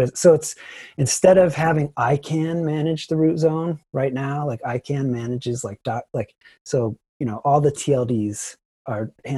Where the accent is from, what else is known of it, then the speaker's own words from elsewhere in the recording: Ohio, United States; moved away; I'm from Ohio originally